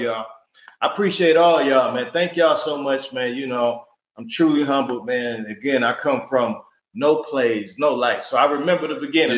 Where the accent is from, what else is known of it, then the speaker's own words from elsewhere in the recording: Cleveland, Ohio, United States; I come from Cleveland